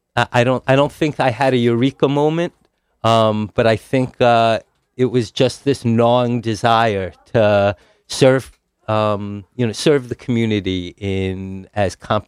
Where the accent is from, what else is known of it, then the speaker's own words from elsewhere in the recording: Teaneck, New Jersey, United States; moved away; I grew up in Teaneck, New Jersey.